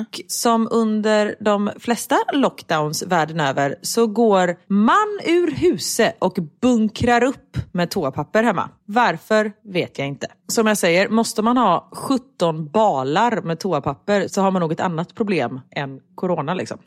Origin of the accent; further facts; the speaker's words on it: Gothenburg, Västra Götaland, Sweden; accent: göteborgska; i radion så liksom pratar jag mer göteborgska